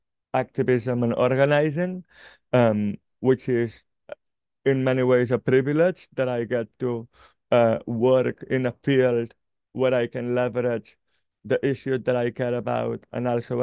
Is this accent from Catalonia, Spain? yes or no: yes; Barcelona, Catalonia, Spain; I grew up in Barcelona